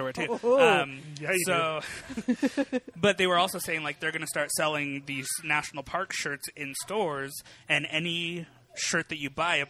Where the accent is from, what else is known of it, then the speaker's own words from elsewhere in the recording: Colorado, United States; born and raised in Colorado